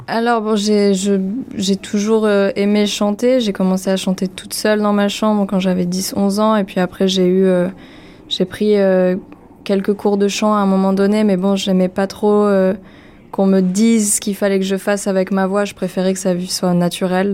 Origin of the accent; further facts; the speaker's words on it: France; first language French; je suis française, ma première langue, c'est le français